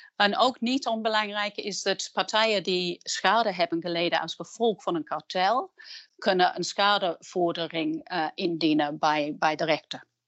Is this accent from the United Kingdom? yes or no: yes; England, United Kingdom; Dutch is a second language; moved away as an adult; now in Netherlands; ik ben van oorsprong Engelse, maar ik ben ook sinds kort Nederlandse. Ik werk en woon in Nederland sinds 1998